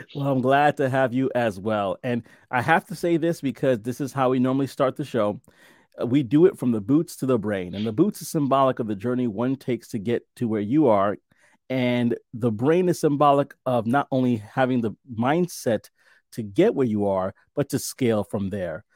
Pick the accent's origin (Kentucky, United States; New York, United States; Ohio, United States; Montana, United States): New York, United States; New York City; moved away; I'm from New York, originally from New York City